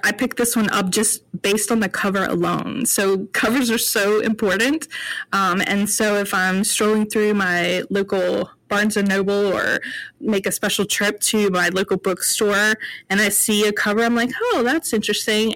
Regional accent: North Carolina, United States; I'm from North Carolina

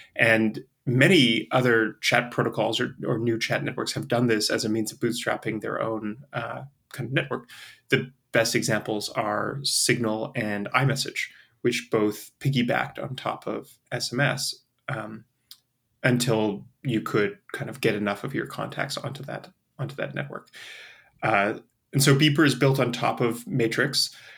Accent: Canada; also born or lived in Europe / Asia; now in United States; I'm a Canadian who lives in the States

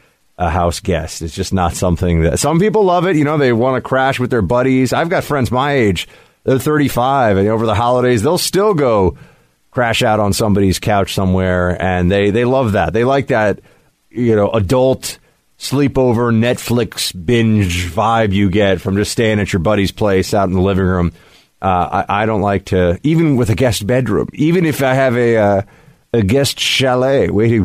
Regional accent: New York, United States; I grew up in New York

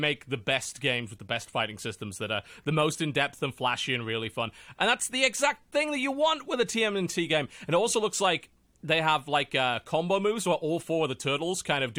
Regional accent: England, United Kingdom; I'm English.

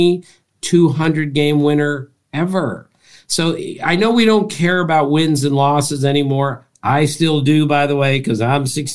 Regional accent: East Coast, United States; I grew up on the East Coast

